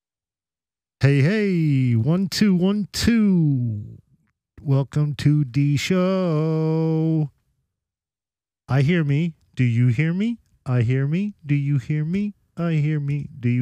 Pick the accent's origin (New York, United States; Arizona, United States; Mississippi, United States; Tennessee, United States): New York, United States; New York City; also born or lived in Ozone Park / Maspeth / Ridgewood / Glendale; I was born and raised in the city.